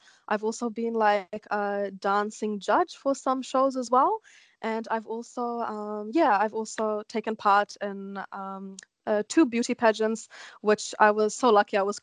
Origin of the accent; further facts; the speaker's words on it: New Zealand; accent: Kiwi; I am a New Zealand born Indian. I can speak Hindi, but it still has a Kiwi accent like behind it